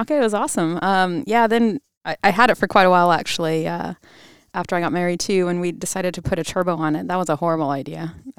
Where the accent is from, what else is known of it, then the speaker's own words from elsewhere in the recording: Mossyrock, Washington, United States; Mossy Rock, Washington. It's okay if you haven't heard of it. There's a sign on I-5 down kind of by Mount Rainier, Mount St. Helens area.